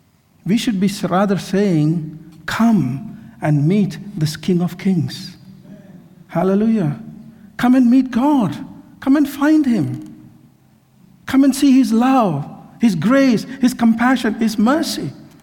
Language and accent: English; Kerala, India; also born or lived in Mumbai / Mysore; I grew up in India, in Kerala. Well, I was in many places, in Mumbai, in Mysore, in Kerala, so many places.